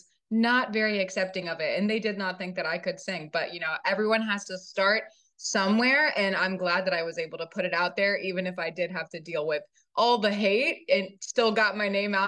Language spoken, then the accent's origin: English; Virginia, United States; accent: Virginia, Southern; I grew up in Virginia, and I do catch myself in some moments. I do have a little bit of a, you know, Virginia accent. It's sounding a little more Southern than I would like